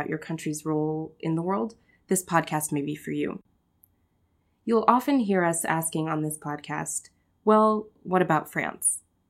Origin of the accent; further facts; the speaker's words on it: United States; As you can most likely tell by now, I'm American.